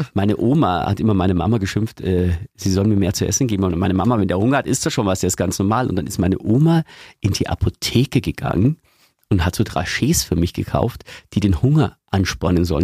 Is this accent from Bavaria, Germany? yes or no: yes; Eggenfelden, Bavaria, Germany; ich komme ja aus Eggenfelden in Niederbayern